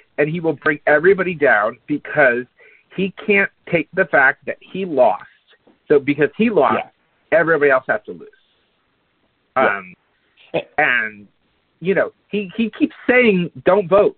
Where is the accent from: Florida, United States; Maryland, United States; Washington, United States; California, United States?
Florida, United States; Palm Beach; I grew up in Palm Beach